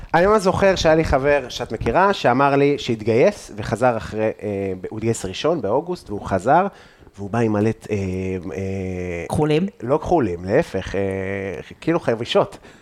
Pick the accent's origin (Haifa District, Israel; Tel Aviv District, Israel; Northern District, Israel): Northern District, Israel; Afula; גדלתי בגבעה